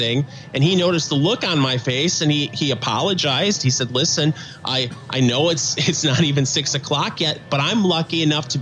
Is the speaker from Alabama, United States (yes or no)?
no; Michigan, United States; accent: Michigan nasal; moved away as an adult; also born or lived in Central Indiana; now in Indiana, United States